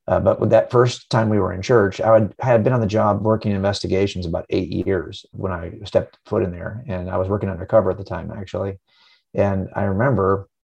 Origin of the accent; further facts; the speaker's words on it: Los Angeles County, Southern California, United States; I was raised here in Southern California, Los Angeles County